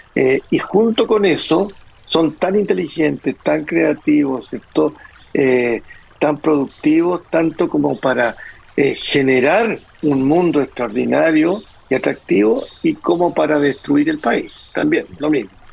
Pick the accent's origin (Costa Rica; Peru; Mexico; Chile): Chile; como chilenos